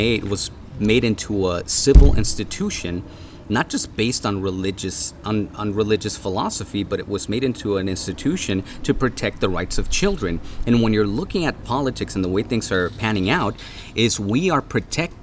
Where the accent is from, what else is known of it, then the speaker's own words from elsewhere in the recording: Mexico; now in United States; I grew up in Mexico